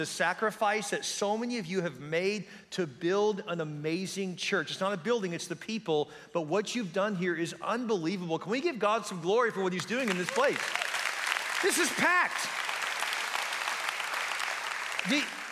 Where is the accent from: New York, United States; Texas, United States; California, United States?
Texas, United States; Houston; I grew up in Houston.